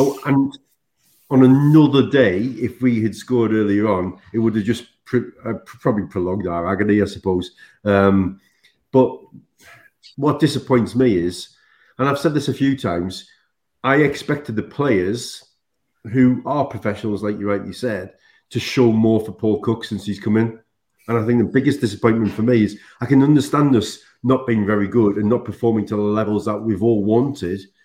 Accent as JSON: {"language": "English", "town": "Sunderland", "region": "North East England", "country": "United Kingdom", "tie": "born or raised there", "said": "I come from Sunderland"}